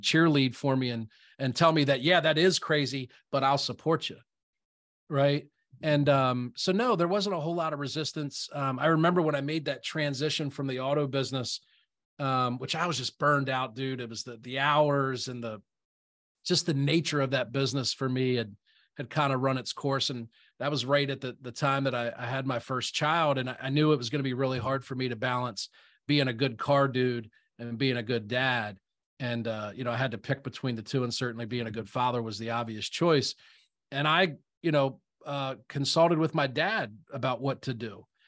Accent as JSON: {"language": "English", "region": "South Central Pennsylvania", "country": "United States", "tie": "born or raised there", "said": "I'm a real estate investor, born and raised in South Central Pennsylvania"}